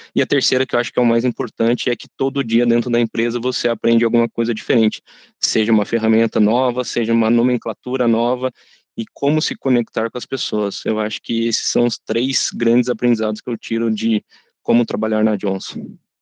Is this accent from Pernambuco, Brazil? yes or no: no; São José dos Campos, São Paulo, Brazil; sou natural aqui da cidade de São José dos Campos